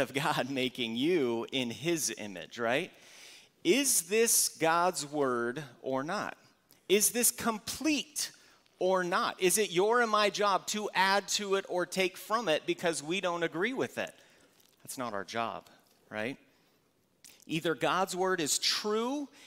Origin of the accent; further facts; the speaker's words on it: Valley Center, California, United States; I grew up here in Valley Center